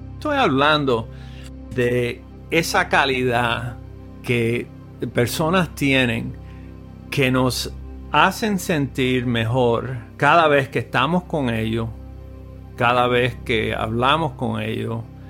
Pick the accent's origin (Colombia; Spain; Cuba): Cuba; Cienfuegos; now in United States; yo nací en, Cienfuegos, eh, eh, Cuba, en el eh, año 53